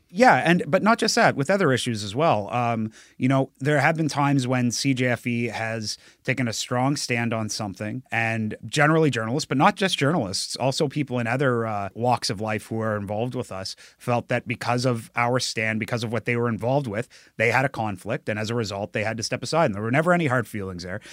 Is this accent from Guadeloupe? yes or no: no; New Brunswick, Canada; moved away; I'm from New Brunswick, and I, I was living in New Brunswick ten years ago